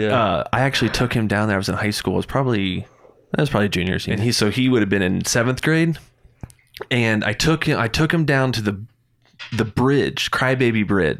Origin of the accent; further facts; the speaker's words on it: Doylestown, Pennsylvania, United States; I grew up in Doylestown.